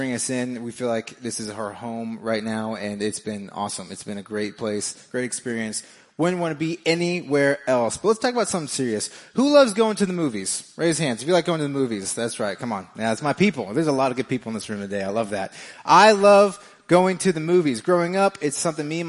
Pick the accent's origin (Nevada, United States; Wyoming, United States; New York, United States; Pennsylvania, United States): Nevada, United States; Las Vegas; moved away as an adult; now in Kansas City, United States; I am from Vegas, me and my wife